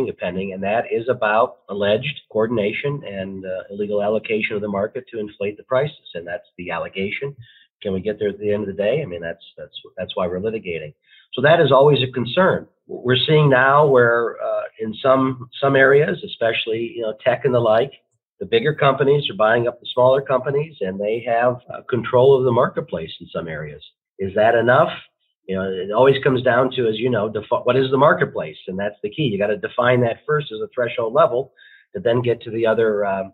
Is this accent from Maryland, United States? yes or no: no; Ohio, United States; moved away as an adult; also born or lived in Michigan; now in Arizona, United States; I'm born and raised in Ohio, and then I went to Michigan undergrad